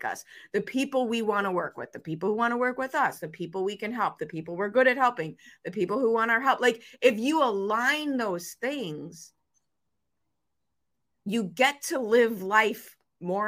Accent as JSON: {"language": "English", "town": "Chicago", "region": "Illinois", "country": "United States", "tie": "born or raised there", "said": "the 5-foot-tall female growing up in Chicago"}